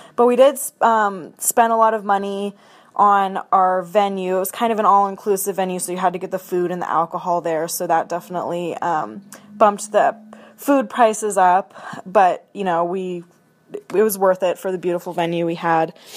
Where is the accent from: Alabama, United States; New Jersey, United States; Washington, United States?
Washington, United States; Seattle; moved away as an adult; now in Spokane, United States; I'm originally from Seattle, Washington